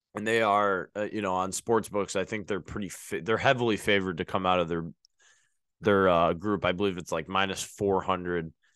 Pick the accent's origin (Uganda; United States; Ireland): United States; born and raised in the United States